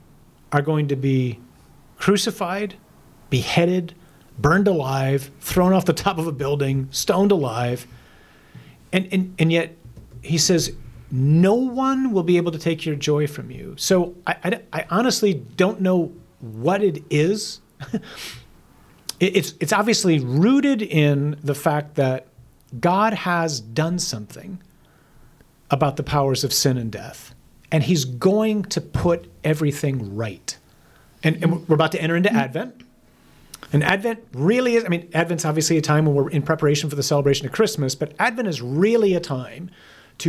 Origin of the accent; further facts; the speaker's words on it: United States; I'm an American